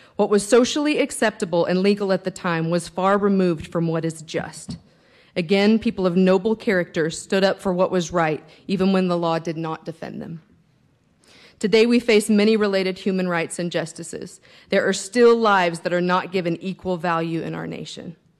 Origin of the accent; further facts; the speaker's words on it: Lubbock, Texas, United States; I was born and raised in Lubbock